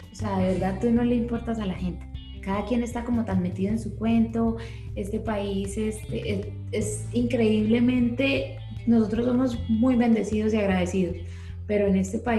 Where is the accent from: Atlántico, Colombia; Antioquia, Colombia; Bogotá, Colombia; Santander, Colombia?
Santander, Colombia; Bucaramanga; y más pues de que venimos de Bucaramanga, que es una ciudad completamente opuesta